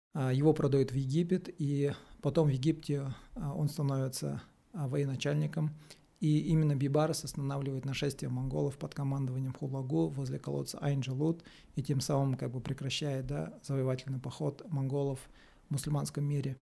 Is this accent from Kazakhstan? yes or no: yes; Kazakhstan; мы, казахи